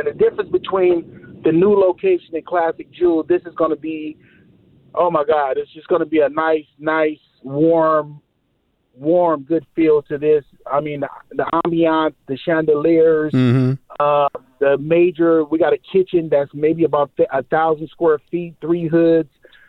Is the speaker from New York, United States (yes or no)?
no; Los Angeles, California, United States; moved away as an adult; now in Las Vegas, United States; I'm originally from Los Angeles.